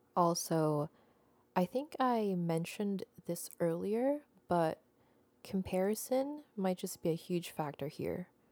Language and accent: English; Philippines; moved away as an adult; now in Canada; I am Filipino, born and raised in the Philippines, and I just moved to Canada a little less than a decade ago